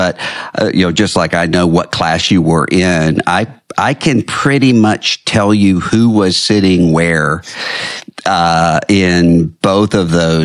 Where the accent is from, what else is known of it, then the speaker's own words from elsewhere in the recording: Biloxi, Mississippi, United States; my hometown in Biloxi